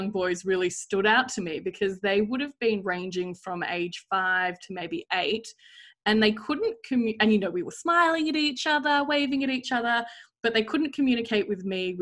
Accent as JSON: {"language": "English", "town": "Sydney", "region": "New South Wales", "country": "Australia", "tie": "born or raised there", "said": "growing up in Sydney and going to a private school"}